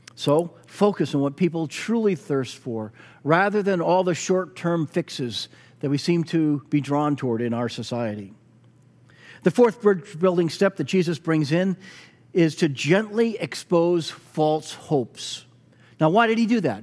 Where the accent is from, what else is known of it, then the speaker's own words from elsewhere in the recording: Weymouth, Massachusetts, United States; my hometown of Weymouth